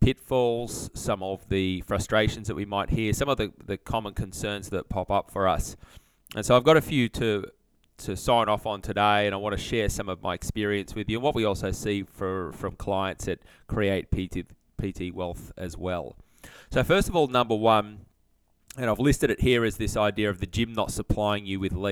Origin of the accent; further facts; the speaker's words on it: Sydney, New South Wales, Australia; moved away as an adult; also born or lived in Brisbane; I grew up near Parramatta out in Sydney